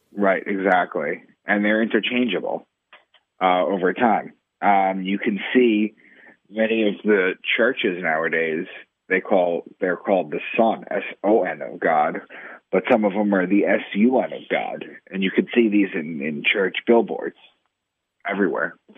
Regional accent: Long Island, New York, United States; moved away as an adult; also born or lived in Boston; I'm from Long Island initially, in New York, and I moved to Boston for a new job

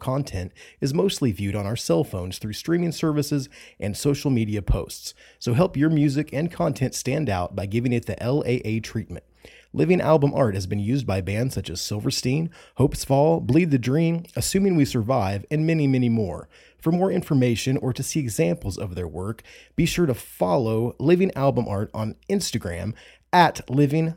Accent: Indianapolis, Indiana, United States; I'm from Indiana. I grew up around Indianapolis, Indiana

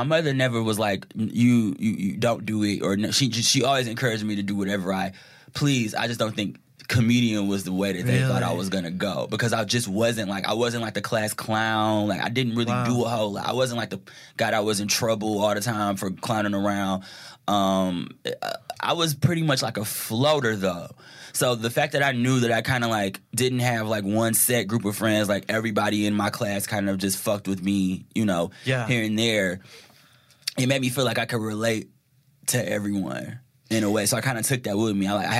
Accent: Detroit, Michigan, United States; Because I'm from Detroit. And I have this accent, which people think are from the South, you know?

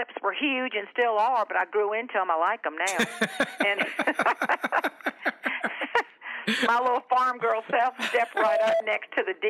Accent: Charleston, South Carolina, United States; I grew up down in Charleston, South Carolina, and on a farm, John's Island, to be more specific.

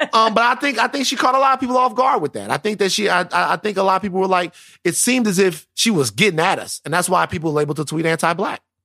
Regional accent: South Louisiana, United States; I am from South Louisiana.

